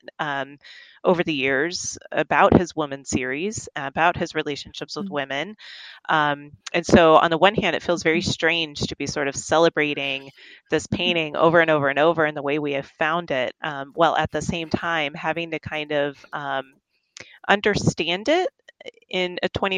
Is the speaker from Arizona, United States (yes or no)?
yes; Tucson, Arizona, United States; also born or lived in Fort Worth, Texas / Oregon; I'm pretty much from Tucson. You know, I moved here. I was born in Fort Worth, but I moved here when I was 10